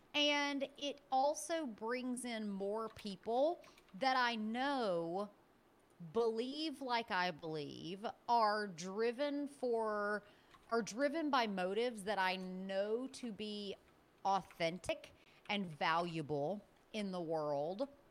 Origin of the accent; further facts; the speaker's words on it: Birmingham, Alabama, United States; I'm originally from Birmingham, Alabama.